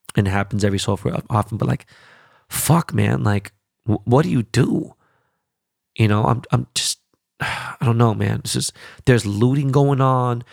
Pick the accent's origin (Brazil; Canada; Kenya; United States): United States; As an American